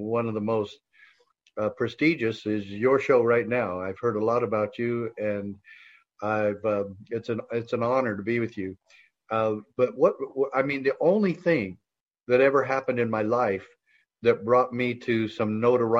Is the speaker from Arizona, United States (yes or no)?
yes; Safford, Arizona, United States; when I was a sheriff in my hometown of Safford, Arizona